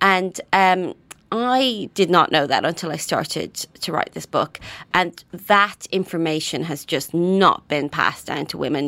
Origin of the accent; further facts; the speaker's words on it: Ireland; moved away as an adult; now in United Kingdom; I grew up in Ireland